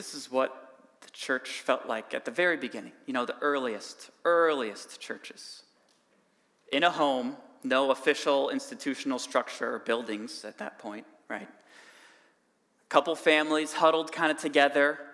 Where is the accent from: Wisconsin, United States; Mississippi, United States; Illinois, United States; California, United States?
Wisconsin, United States; Cambridge; now in Whitewater, United States; I actually grew up in Cambridge